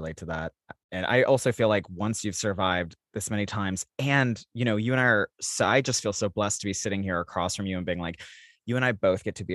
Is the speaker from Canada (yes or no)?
no; Salt Lake City, Utah, United States; now in Los Angeles, United States; growing up in Salt Lake City, Utah